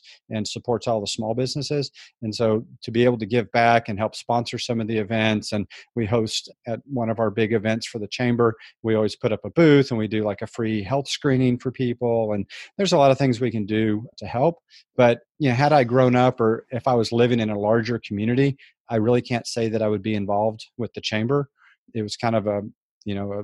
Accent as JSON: {"language": "English", "town": "San Antonio", "region": "Texas", "country": "United States", "tie": "born or raised there", "said": "I grew up in San Antonio, Texas"}